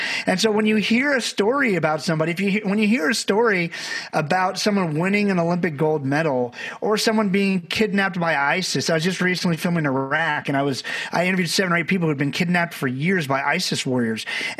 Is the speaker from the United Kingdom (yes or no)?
no; Barbados; I'm from Barbados, had a great family, but we didn't know a lot of people.